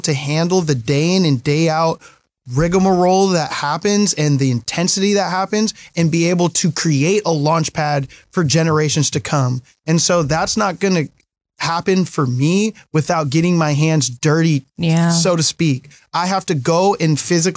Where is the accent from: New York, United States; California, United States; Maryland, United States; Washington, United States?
Washington, United States; Mill Creek; also born or lived in Los Angeles; I was raised in Mill Creek